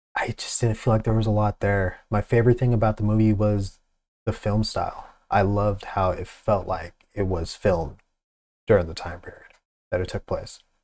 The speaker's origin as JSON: {"language": "English", "region": "Pacific Northwest", "country": "United States", "said": "I'm from the Pacific Northwest"}